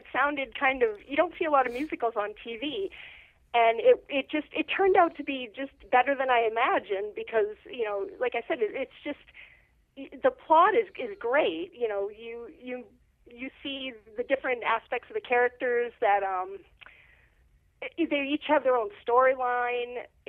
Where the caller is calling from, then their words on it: Massachusetts, United States; I'm calling from Massachusetts.